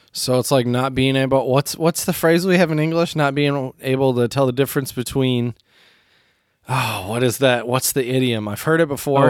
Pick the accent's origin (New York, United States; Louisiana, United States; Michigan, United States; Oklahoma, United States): Michigan, United States; I love my home state